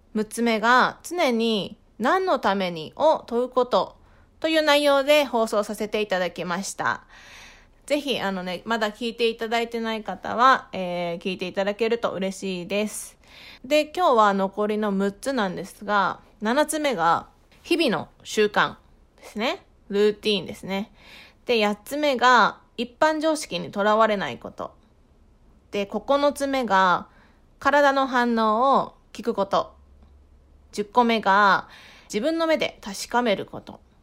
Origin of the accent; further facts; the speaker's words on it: Fukushima, Japan; moved away as an adult; now in Tokyo, Japan; 私、福島県出身で